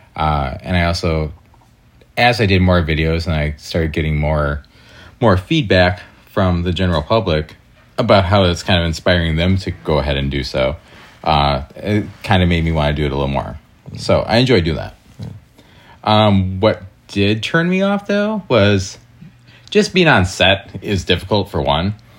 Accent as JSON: {"language": "English", "area": "Door County", "region": "Wisconsin", "country": "United States", "moved": "yes", "lives_now": "Chicago, United States", "said": "I'm originally from Door County, Wisconsin"}